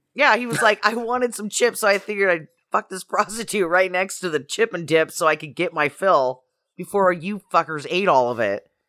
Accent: Idaho, United States; moved away; I'm from Idaho

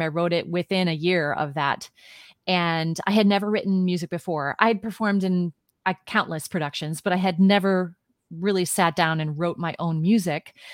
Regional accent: Midwest, United States; moved away as an adult; also born or lived in New York City; now in Washington, D.C. area, United States; I was born and raised in the Midwest.

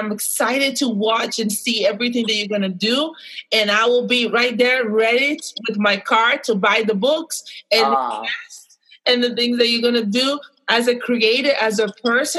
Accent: Brazil; moved away; I had a suffering racism growing up in Brazil

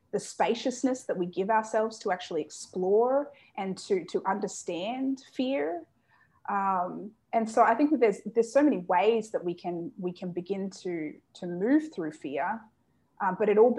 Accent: Australia; I was born and raised in Australia

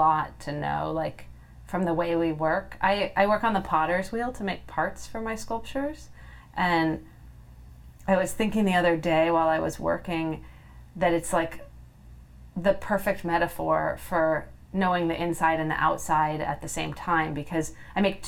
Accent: California, United States; I'm from California, and my home state is always on fire

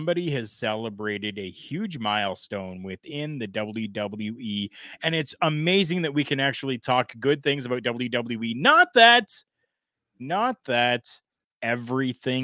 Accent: Canada; I am Canadian

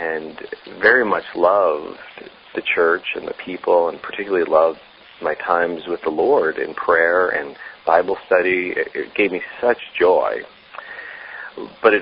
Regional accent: the Catskills, New York, United States; I grew up in New York State in the Catskills, right outside of New York City

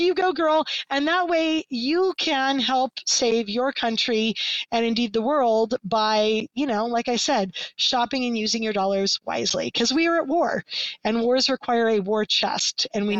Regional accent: Canada; hey, I'm Canadian. All my friends and family are Canadian.

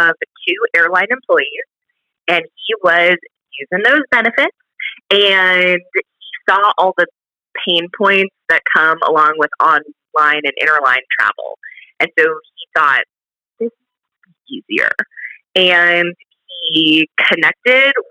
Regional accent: Southern California, United States; moved away as an adult; now in Texas, United States; I grew up in Southern California, and I moved out to Texas

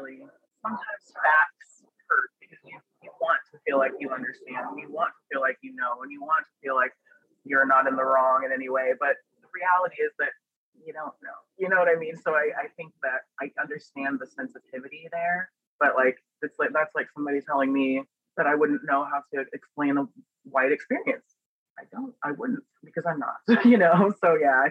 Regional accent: Pittsburg, Overland Park, Kansas, United States; also born or lived in Springfield, Missouri; now in Las Vegas, United States; I was born in Springfield, Missouri, and then Pittsburgh, Kansas, and then Overland Park, Kansas

